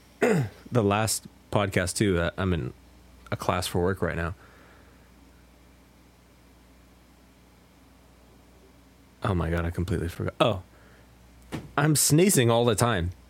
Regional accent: the West, United States; I'm really from the West

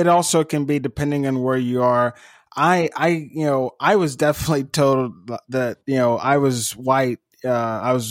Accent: Eupora, Mississippi, United States; growing up in Eupora

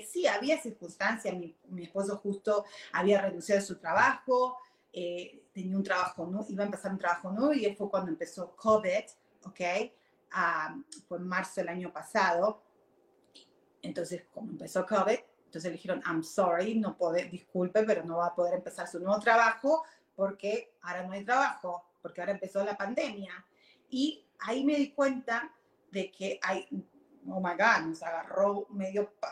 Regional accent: Argentina; moved away as an adult; now in Virginia, United States; yo vine de Argentina cuando tenía 18 años, ahora tengo 48, o sea, hace años, 30 años atrás, va a ser, uh, ¿ok? Ah, cuando vine, ah, vine a Virginia

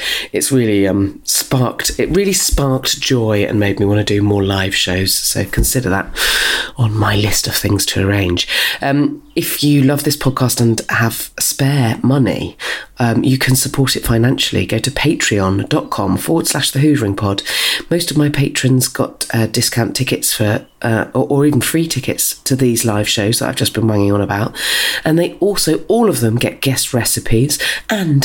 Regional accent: Dorset, South West England, United Kingdom; now in South East London, United Kingdom; we're both from Dorset

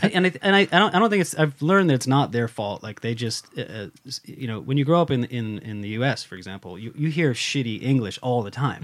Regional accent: United States; moved away as an adult; now in Sweden; I'm also an American stuck in Sweden

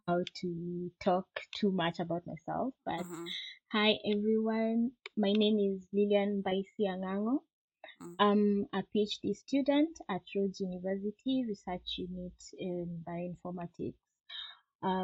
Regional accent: Nairobi, Kenya; moved away as an adult; now in South Africa; I grew up in Nairobi, Kenya.

